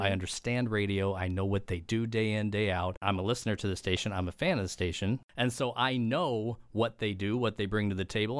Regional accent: Edwardsville, Illinois, United States; also born or lived in Missouri; I'm originally from the Saint Louis area, born and raised in Edwardsville, which is Metro East

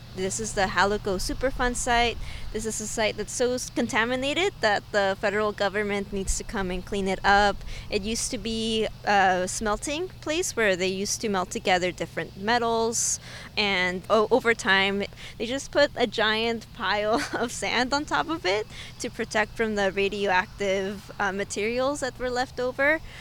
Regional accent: Oxnard, California, United States; also born or lived in Mexico City, Mexico; I grew up here. This is my hometown

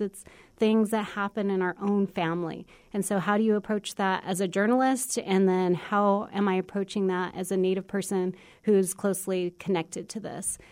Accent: United States; also born or lived in Arizona / New Mexico; I grew up in cities in Arizona and New Mexico

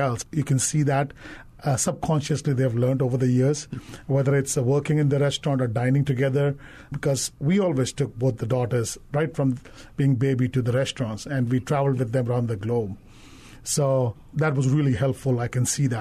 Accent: Andaman and Nicobar Islands, India; also born or lived in Caribbean; now in Hawaii, United States; in India, when I grew up in Andaman Islands

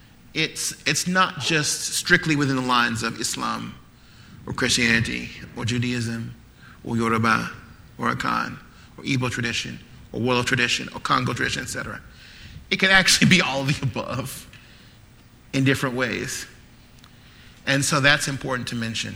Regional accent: United States

